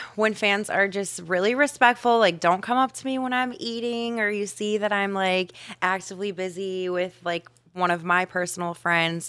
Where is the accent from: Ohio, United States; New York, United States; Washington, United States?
Ohio, United States; now in Miami, United States; I grew up in Ohio